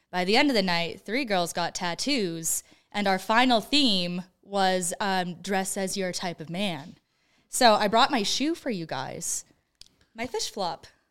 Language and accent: English; Creston, British Columbia, Canada; moved away; my hometown of Creston, B C